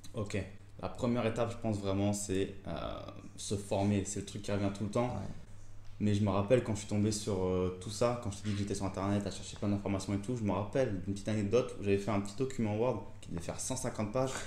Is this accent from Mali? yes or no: no; Reims, Grand Est, France; also born or lived in Épernay; je suis originaire de Champagne, Reims et Pernay